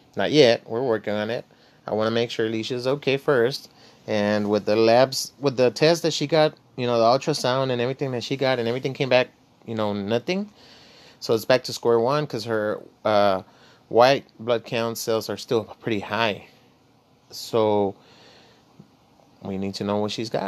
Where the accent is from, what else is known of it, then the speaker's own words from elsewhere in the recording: Laredo, Texas, United States; I was born in Laredo, Texas. I come from the barrio